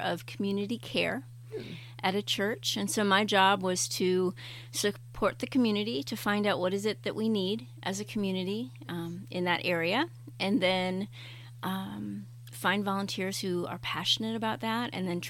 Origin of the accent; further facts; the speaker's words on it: Chicago and Indianapolis, Midwest, United States; moved away as an adult; also born or lived in Canada / San Diego / New York City; now in Maine, United States; I am a Midwest gal. I grew up in Chicago and Indianapolis, and did some schooling up in Canada and Indiana